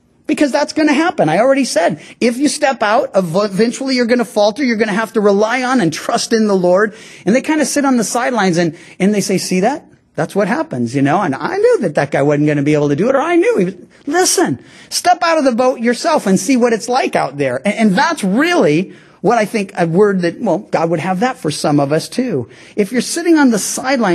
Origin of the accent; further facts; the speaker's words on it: Missouri, United States; I'm from Missouri, the show me state